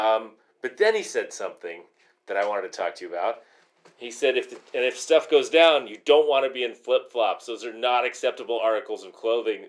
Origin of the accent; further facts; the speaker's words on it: Phoenix, Arizona, United States; I grew up in Phoenix, and as a kid, you would run around with no shoes on the concrete